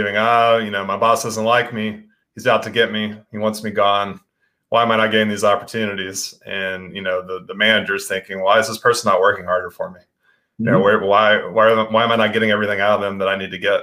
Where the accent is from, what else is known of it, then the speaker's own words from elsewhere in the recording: West Texas, United States; growing up in West Texas